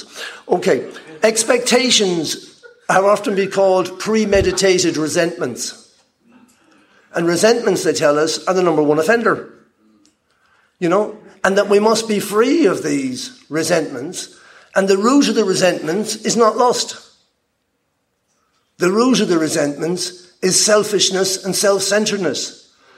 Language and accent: English; Ireland; moved away; also born or lived in Peru; I'm Irish, nationalized Peruvian